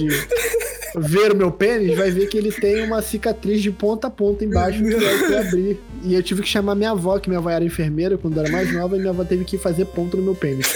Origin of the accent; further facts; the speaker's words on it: Rio de Janeiro, Brazil; eu sou do Rio de Janeiro